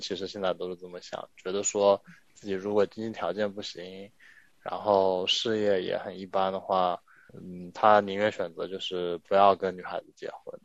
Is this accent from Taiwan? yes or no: no; China; also born or lived in Wuhan; 我小时候是在上海还有江苏长大的